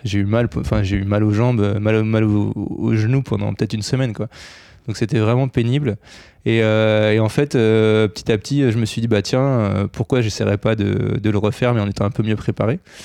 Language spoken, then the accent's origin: French; near Bordeaux, Nouvelle-Aquitaine, France; Dans le sud-ouest, parce que je viens de pas loin de Bordeaux